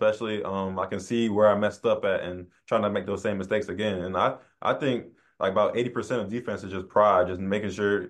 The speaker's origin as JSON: {"language": "English", "town": "Charlotte", "region": "North Carolina", "country": "United States", "tie": "born or raised there", "said": "I'm from Charlotte"}